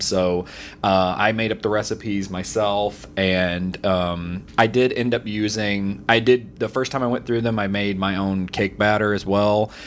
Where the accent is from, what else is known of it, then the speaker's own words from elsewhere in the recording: the South, United States; I, I grew up in the South